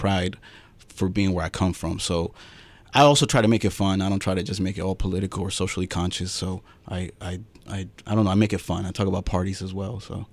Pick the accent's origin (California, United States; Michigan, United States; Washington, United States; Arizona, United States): Arizona, United States; Phoenix; I was born in Phoenix